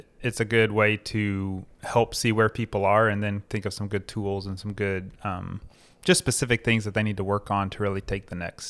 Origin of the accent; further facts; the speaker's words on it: Missouri, United States; also born or lived in Florida; Well, I am not a native of Florida. I'm from Missouri originally, lived all around the Southeast in a few year